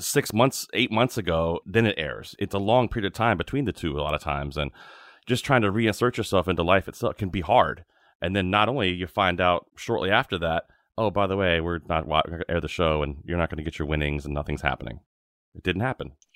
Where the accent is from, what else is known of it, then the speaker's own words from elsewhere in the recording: Virginia, United States; I grew up in Virginia